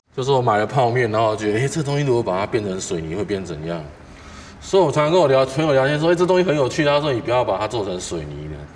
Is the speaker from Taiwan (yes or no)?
yes; Taipei, Taiwan; 我是一个从小到大在台北市长大的小孩